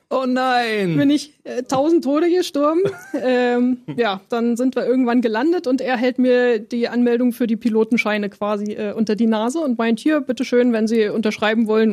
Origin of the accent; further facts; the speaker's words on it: Leipzig, Saxony, Germany; moved away as an adult; also born or lived in Berlin; now in Potsdam, Germany; Ich bin in Leipzig geboren